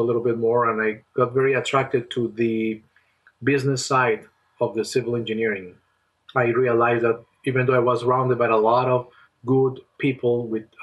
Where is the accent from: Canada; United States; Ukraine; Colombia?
Colombia; moved away as an adult; I have a family member who used to work in my home country in Colombia